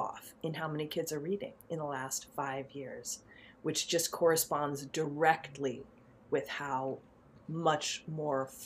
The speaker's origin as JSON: {"language": "English", "town": "New York City", "region": "New York", "country": "United States", "tie": "born or raised there", "said": "I grew up in Manhattan in the 70s"}